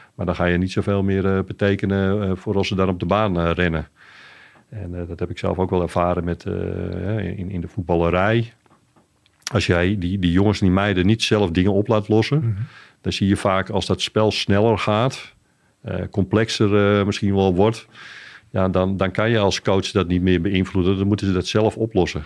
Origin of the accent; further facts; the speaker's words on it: Amsterdam, North Holland, Netherlands; van origine ben ik een Amsterdammer